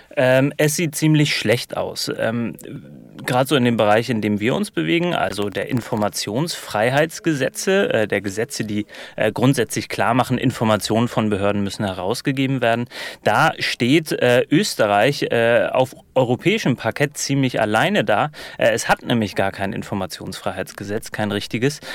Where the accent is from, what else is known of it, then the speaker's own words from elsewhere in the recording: Germany; als Piefke aus dem Ausland